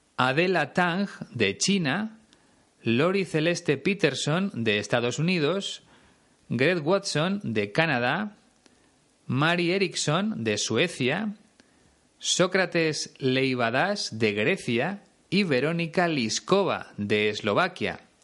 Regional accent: Spain

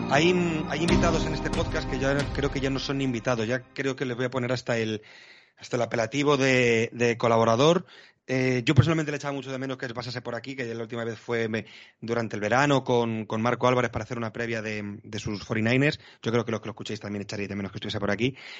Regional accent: Madrid, Community of Madrid, Spain; yo soy de Madrid

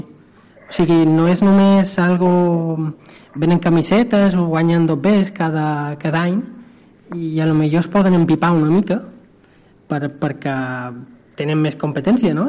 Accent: Manacor, Balearic Islands, Spain; jo som de Manacor

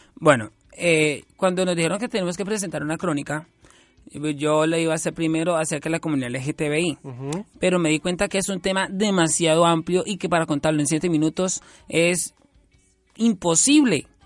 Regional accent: Cáchira, Norte de Santander, Colombia; now in Bucaramanga, Colombia; yo nací aquí en Bucaramanga en el 95 esto, cuando cumplí tres, dos años y medio me llevaron a vivir una finca, Cachira Norte, Santander

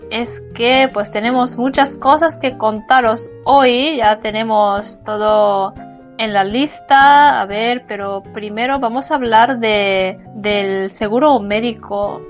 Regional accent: Japan; Spanish is a second language; yo soy japonesa

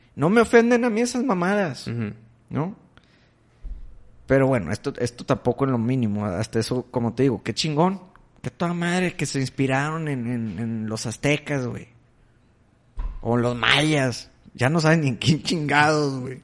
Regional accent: Mexico; soy mexicano

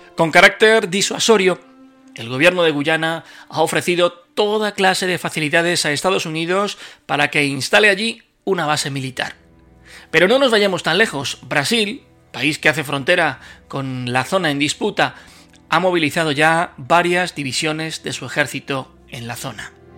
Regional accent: Spain; la debilidad de nuestro país

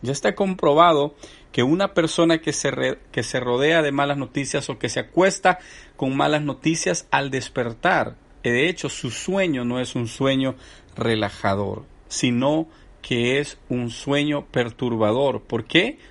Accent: El Salvador; a mi gente del Salvador, bueno, somos el pulgarcito de América también

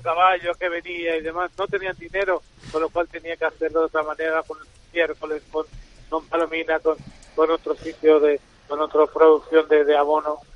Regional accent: Peñafiel, Castile and León, Spain; yo soy de Peñafiel, vivo en Peñafiel

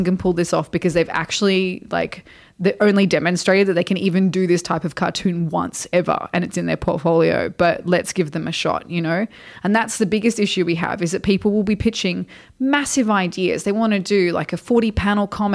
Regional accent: Australia; moved away as an adult; now in Portland, United States; being an Australian working in America

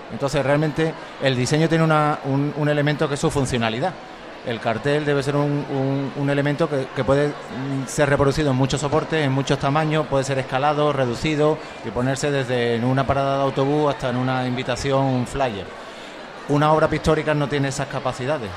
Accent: Andalusia, Spain; somos andaluces todo el estudio

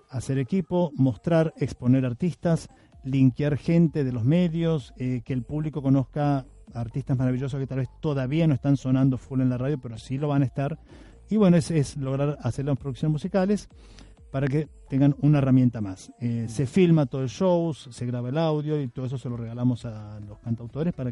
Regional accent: Argentina; also born or lived in Venezuela; Yo digo compatriotas porque yo soy argentino, pero ellos son venezolanos.

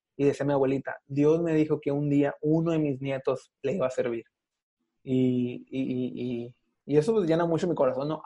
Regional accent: Mexicali, Baja California, Mexico; also born or lived in Los Angeles, California; Mis papás me tuvieron en Los Ángeles, California, tres meses creo a lo mucho y yo tengo 28 años, 27 años y nueve meses en Mexicali

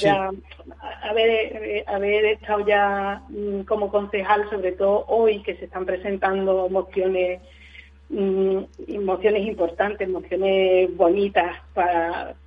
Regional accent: Aracena, Andalusia, Spain; en Aracena, en el sitio donde, pues, donde yo he vivido y donde yo me he desarrollado

